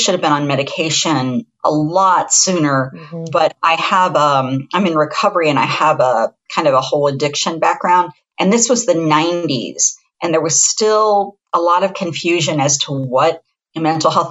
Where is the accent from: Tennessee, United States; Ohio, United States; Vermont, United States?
Ohio, United States; Columbus; moved away as an adult; also born or lived in Taos, New Mexico; I'm from Central Ohio. I'm from Columbus, which is the 15th largest metropolitan area in the United States